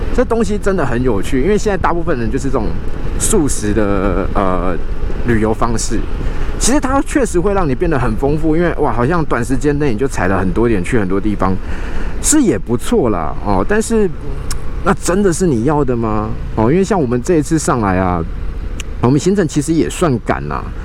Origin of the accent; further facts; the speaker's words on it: Kaohsiung, Taiwan; 所以从小呢，我们就在高雄长大